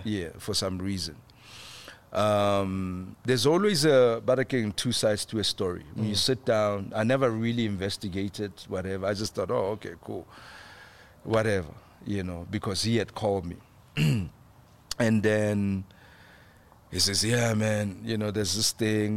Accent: South Africa; as a South African actor

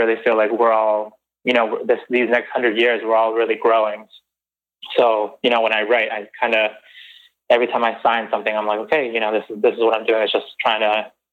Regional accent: Guayaquil, Guayas, Ecuador; moved away; I was born in Guayaquil, Ecuador, in Ecuador.

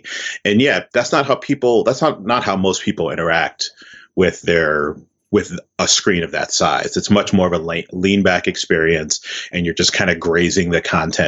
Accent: Columbus, Ohio, United States; I loved Columbus, Ohio. I have so many memories of what it was like growing up in Columbus.

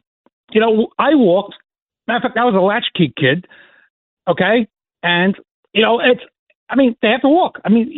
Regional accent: New York City, New York, United States; now in Lynbrook, United States; I grew up on Staten Island. Mm-hmm. I was in Heartland Village. I went to Pier 69 and IS-72, and we walked.

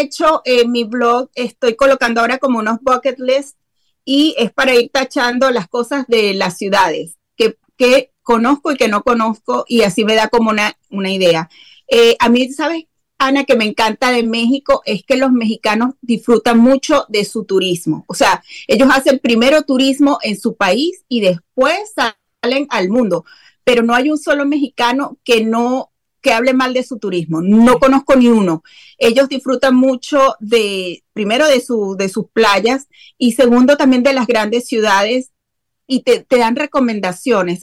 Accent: Venezuela; also born or lived in eastern Venezuela / western Venezuela; now in Dallas–Fort Worth area, Texas, United States; Bueno, yo soy venezolana, nacida y criada en Venezuela. Eh, nací en el oriente de mi país, que es como la playa, como la costa. Y después eh, nos mudamos como al oeste eh, o al occidente de, de Venezuela

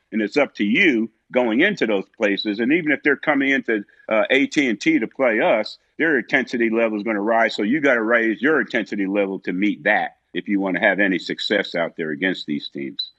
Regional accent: South River, New Jersey, United States; moved away; I'm from South River, New Jersey, twenty minutes down the turnpike

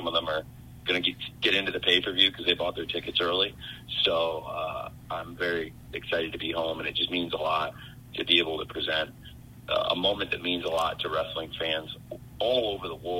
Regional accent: Champaign, Illinois, United States; now in Jacksonville, United States; I'm from Champaign, Illinois

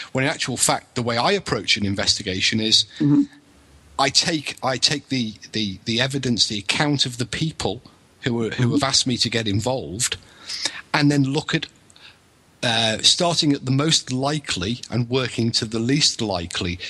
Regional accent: England, United Kingdom; now in Wales, United Kingdom; I'm English

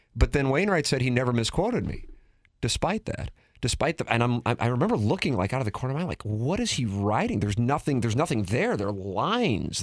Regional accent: St. Louis, Missouri, United States; as St. Louisans and as Cardinal fans

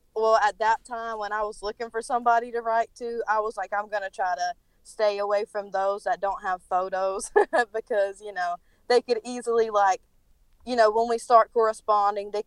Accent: North Carolina, United States; accent: thick; Sorry for my accent, by the way. I'm from North Carolina, so it's, like, really thick

